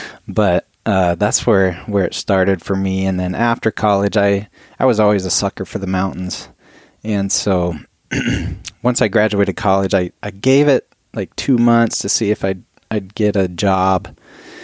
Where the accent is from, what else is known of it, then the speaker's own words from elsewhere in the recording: Iowa, United States; moved away as an adult; I grew up in Iowa